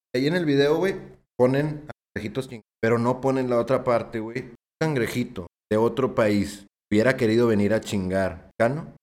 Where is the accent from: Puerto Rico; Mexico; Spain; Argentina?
Mexico; Yo siento que como mexicano